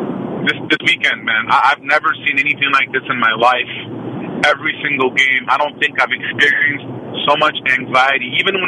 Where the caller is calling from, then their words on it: Oakland, California, United States; Good morning. … from Oakland.